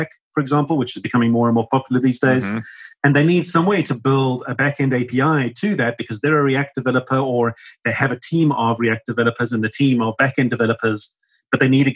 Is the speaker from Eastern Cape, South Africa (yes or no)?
no; Cape Town, Western Cape, South Africa; I'm from Cape Town in South Africa, where it's middle of winter in autumn and freezing cold.